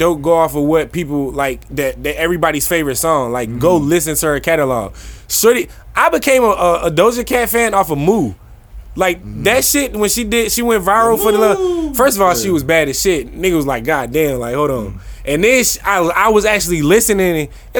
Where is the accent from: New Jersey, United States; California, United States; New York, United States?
New Jersey, United States; I'm from Jersey.